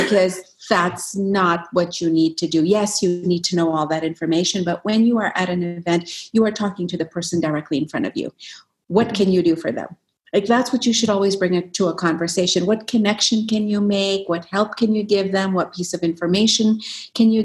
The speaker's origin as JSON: {"language": "English", "country": "Yemen", "tie": "born or raised there", "also_born_or_lived": "Alberta, Canada", "moved": "yes", "lives_now": "Canada", "said": "growing up in Yemen, you have all these self-doubts"}